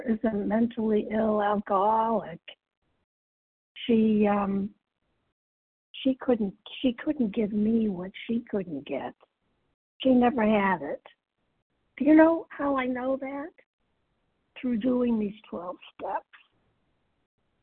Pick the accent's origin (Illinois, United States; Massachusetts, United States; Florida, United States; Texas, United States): Massachusetts, United States; I'm from Massachusetts